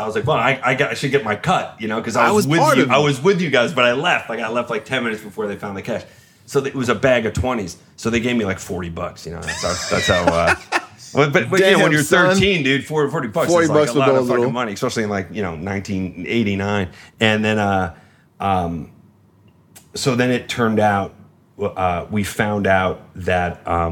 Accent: Long Island, New York, United States; I grew up just outside Manhattan or outside the city, not just outside Manhattan, up on Long Island

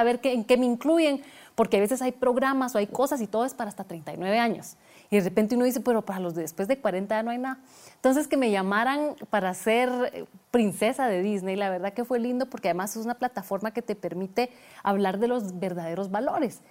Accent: Guatemala; moved away as an adult; also born or lived in Switzerland; mudarme de Guatemala para Suiza

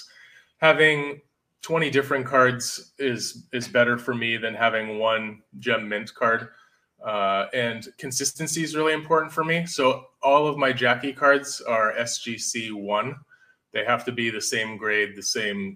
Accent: Northern California, United States; I grew up in Northern California, lifelong Giants fan

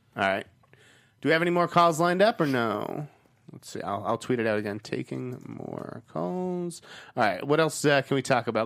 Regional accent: Boston, Massachusetts, United States; accent: Boston; my Boston accent

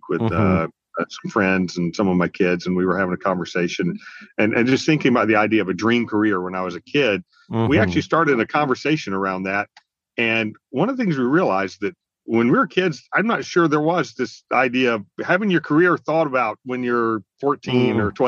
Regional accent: near Eglin Air Force Base, the panhandle of Florida, United States; I grew up in the panhandle of Florida near Eglin Air Force Base

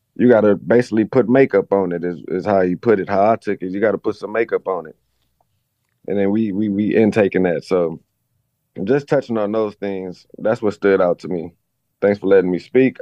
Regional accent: Los Angeles, California, United States; I'm from Los Angeles

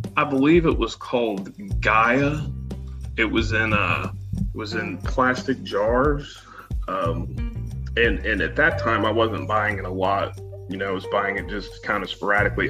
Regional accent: Western Kentucky, United States; also born or lived in St. Louis, Missouri; I was um, born and raised in Western Kentucky, and um, you know grew up here

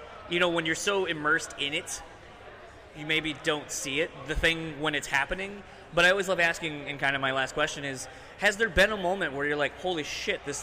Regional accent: Michigan, United States; I'm from Michigan

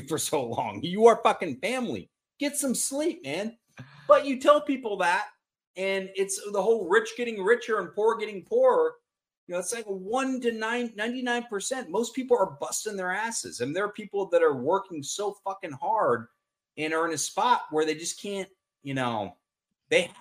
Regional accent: Austin, Texas, United States; I'm from Austin

